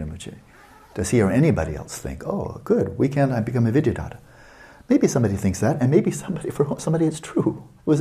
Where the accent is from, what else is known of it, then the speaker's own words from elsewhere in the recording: United States; I'm not an American down to my ground